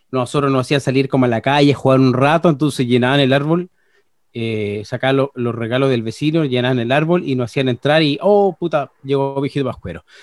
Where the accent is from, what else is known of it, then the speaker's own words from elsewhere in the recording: Los Vilos, Coquimbo, Chile; moved away; vengo de Los Vilos, un pueblito muy chiquitito de Caleta, y vivíamos en casas pareadas, pero separadas por, em, por estas panderetas